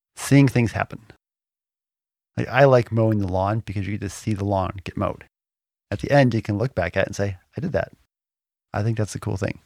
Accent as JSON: {"language": "English", "region": "Michigan", "country": "United States", "tie": "born or raised there", "moved": "yes", "said": "We grew up in Michigan for a while"}